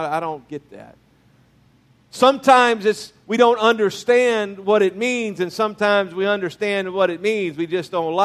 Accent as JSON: {"language": "English", "region": "Louisiana", "country": "United States", "tie": "born or raised there", "also_born_or_lived": "Mississippi", "moved": "yes", "said": "born in Mississippi, raised in Louisiana"}